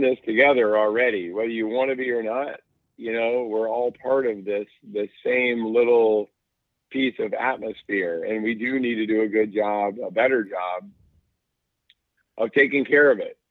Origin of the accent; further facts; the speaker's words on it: North Carolina, United States; I grew up in North Carolina